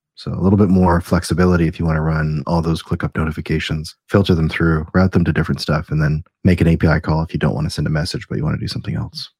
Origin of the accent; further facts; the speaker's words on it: Canada; we're Canadian